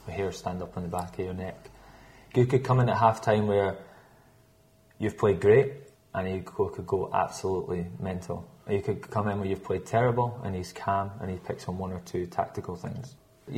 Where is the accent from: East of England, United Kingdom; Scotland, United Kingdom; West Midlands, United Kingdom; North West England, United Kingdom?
Scotland, United Kingdom; I'm Scottish